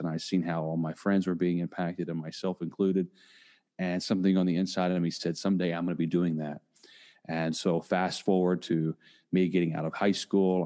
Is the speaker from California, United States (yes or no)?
no; Indiana, United States; now in Tampa, United States; am originally from Indiana. I now live in Tampa, Florida. And growing up uh, in a small town